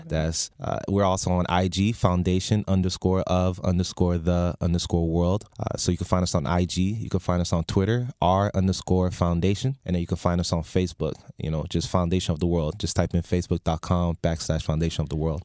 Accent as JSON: {"language": "English", "town": "North Miami Beach", "region": "Florida", "country": "United States", "tie": "born or raised there", "said": "We're born and raised in North Miami Beach, and we've always been hometown kids"}